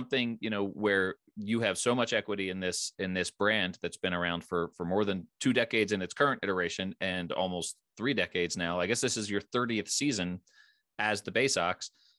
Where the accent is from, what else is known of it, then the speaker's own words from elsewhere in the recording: Philadelphia, Pennsylvania, United States; moved away; also born or lived in Richmond; I grew up in the Philadelphia area.